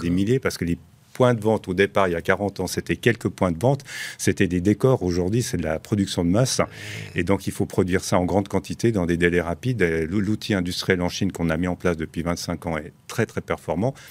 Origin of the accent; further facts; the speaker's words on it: Switzerland; now in Dubai, United Arab Emirates; nous, on est Suisse, la société est basée en Suisse, créée en Suisse par ma tante